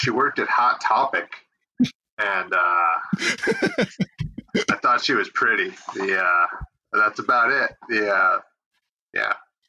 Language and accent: English; Bayfield, Colorado, United States; moved away; also born or lived in Fayetteville; I grew up in Bayfield, Colorado, which is down in the Four Corners area. It's a pretty small town. It was really quiet and beautiful and wonderful.